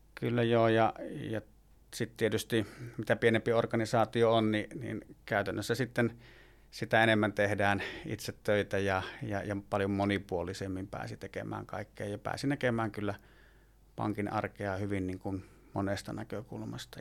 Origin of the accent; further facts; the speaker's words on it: Puumala, South Savo, Finland; moved away as an adult; also born or lived in Lappeenranta; now in Jämsä, Finland; Puumalasta olen kotoisin aikoinaan